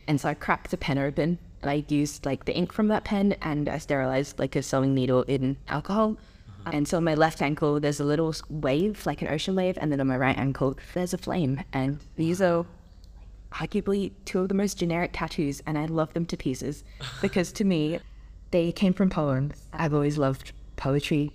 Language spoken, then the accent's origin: English; Adelaide, South Australia, Australia; moved away as an adult; I grew up in Adelaide, like I was born there, raised there, lived in the same like house until I went to Minerva